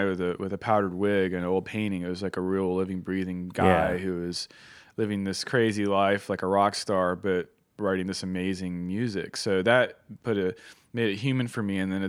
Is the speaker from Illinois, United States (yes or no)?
no; Roanoke, Virginia, United States; But where I grew up in Roanoke, Virginia, which is a great place to grow up, but unfortunately it was a little behind the times.